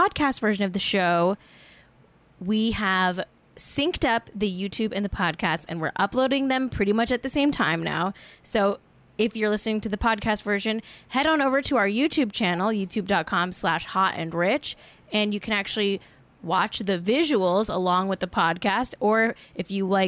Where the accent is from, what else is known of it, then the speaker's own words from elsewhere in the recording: Los Angeles, California, United States; I'm from